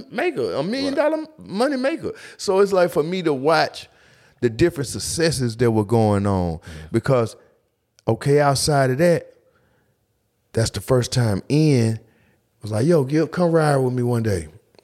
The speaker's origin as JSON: {"language": "English", "town": "East Point", "region": "Georgia", "country": "United States", "said": "I'm East Point. I'm from the South Side."}